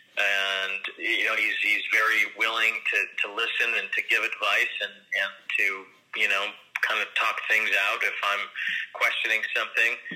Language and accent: English; Chicago, Illinois, United States; growing up in Chicago